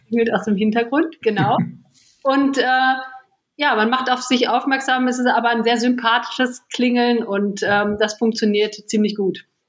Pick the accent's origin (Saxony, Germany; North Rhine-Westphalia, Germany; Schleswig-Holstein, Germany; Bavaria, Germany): North Rhine-Westphalia, Germany; Lippe; also born or lived in Bad Pyrmont; now in Düsseldorf, Germany; Ich bin geboren in Bad Pyrmont und aufgewachsen im schönsten Lipperland.